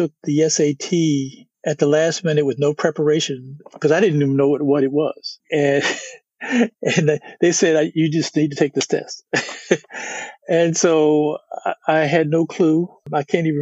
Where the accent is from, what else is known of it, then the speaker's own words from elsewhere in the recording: Washington, District of Columbia, United States; also born or lived in Notre Dame, Indiana; now in Houston, United States; I grew up in Washington, D.C.